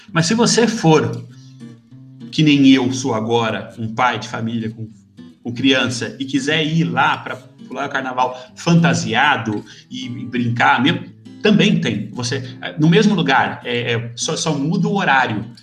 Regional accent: Brazil; also born or lived in United States; now in Portugal; Eu sou brasileiro.

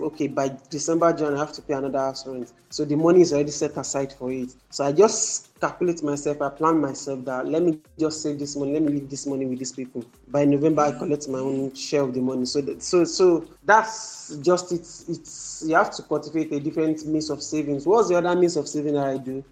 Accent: Nigeria; I'm from Nigeria

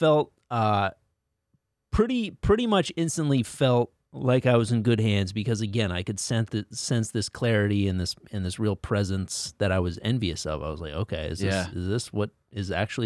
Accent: Connecticut, United States; Like I grew up in Connecticut as well.

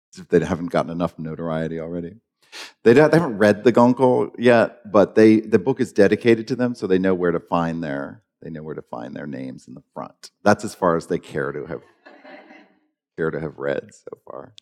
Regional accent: Maine, United States; I grew up in Maine

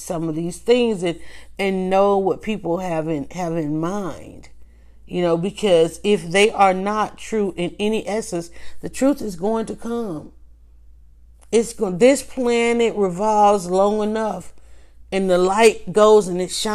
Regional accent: the South, United States; I grew up in the South

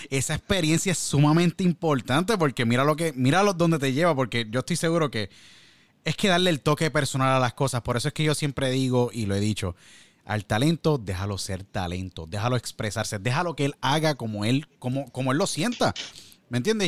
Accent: San Juan, Puerto Rico; Yo soy de San Juan, yo soy nacido y criado en San Juan, me crié en San Juan

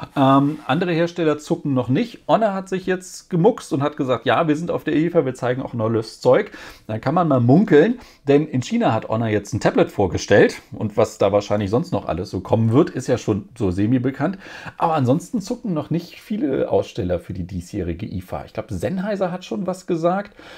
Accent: Germany; bei uns in Deutschland

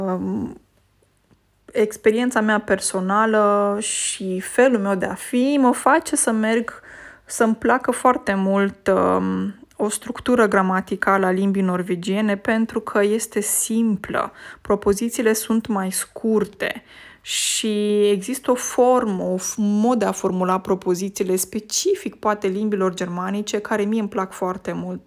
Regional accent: Romania; first language Romanian; moved away as an adult; now in Norway; limba română mi este limba maternă

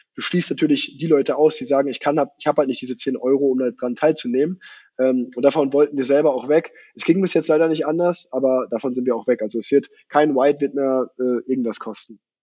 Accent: Unna, North Rhine-Westphalia, Germany; moved away as an adult; now in Cologne, Germany; ich habe noch in Unna gewohnt, wo ich groß geworden bin

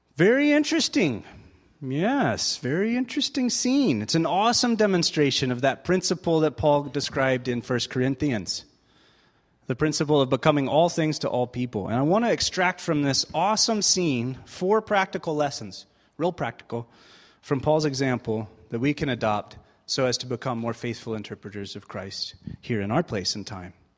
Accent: United States; moved away; also born or lived in Springfield, Missouri; I am American

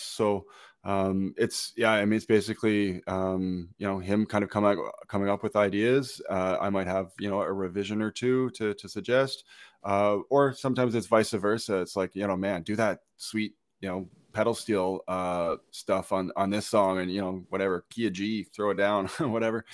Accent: Brockville, Ontario, Canada; my hometown in, uh, Brockville

